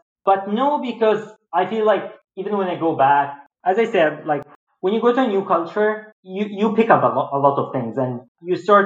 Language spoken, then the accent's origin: English; Egypt; now in Boston, United States; there's big difference between living in Egypt and living in Boston.